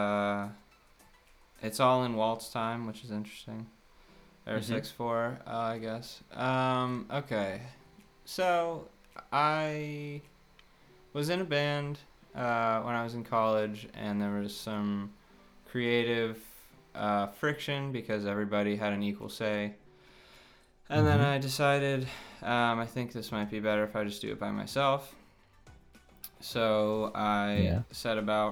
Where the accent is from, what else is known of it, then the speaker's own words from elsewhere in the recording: United States; I am a musician from America.